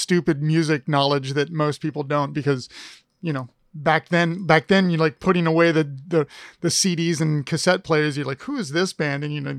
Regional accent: Columbus, Ohio, United States; moved away; And I was like, yeah, I'm from Columbus.

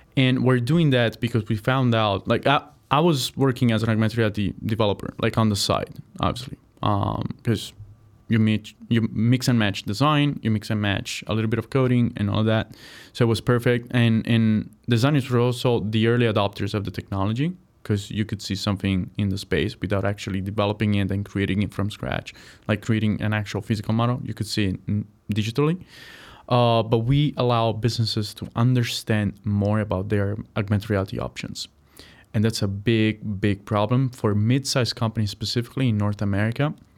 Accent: Apulia, Italy; moved away as an adult; also born or lived in Chicago, United States; now in United States; I'm from a region called Puya

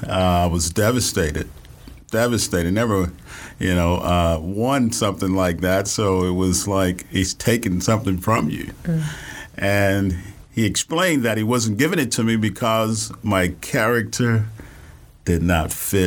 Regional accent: Houston, Texas, United States; We grew up in Third Ward.

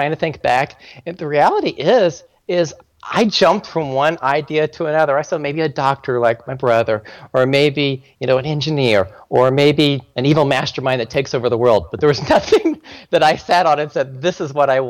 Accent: Richmond, Indiana, United States; I grew up in Richmond, Indiana, small town up there in Indiana.

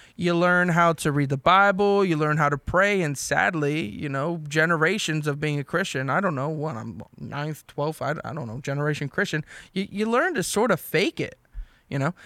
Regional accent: New Jersey, United States; So I'm from South Jersey, everybody. Ariel, New Jersey.

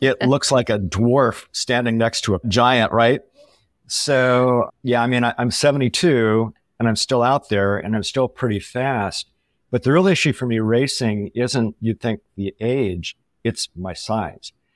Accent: Southern California, United States; moved away; also born or lived in San Luis Obispo, California; I grew up in Southern California, went to college in San Luis Obispo, which is Central California

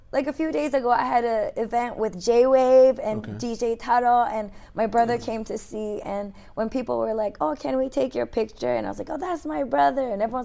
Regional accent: Yokohama, Kanagawa, Japan; I was born in Yokohama.

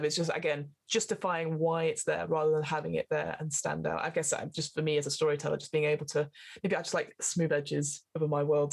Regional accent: near Burnley, North West England, United Kingdom; Burnley so near my hometown

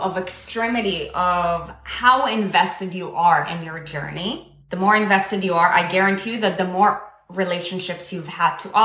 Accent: Israel; I was born and raised in Israel. I come from the Middle East

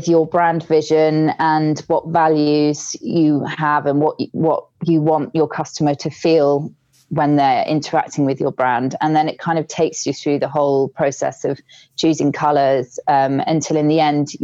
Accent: United Kingdom; being British

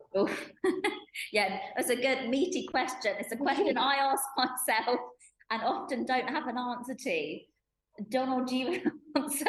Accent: United Kingdom; i was born and bred in the uk

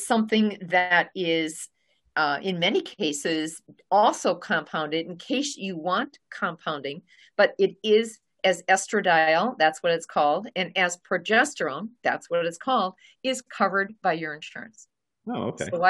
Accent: Milwaukee, Wisconsin, United States; I'm from the Milwaukee area

